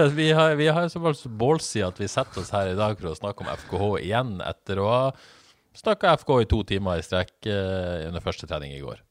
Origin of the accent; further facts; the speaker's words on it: Bodø, Nordland, Norway; moved away; jeg er fra Bodø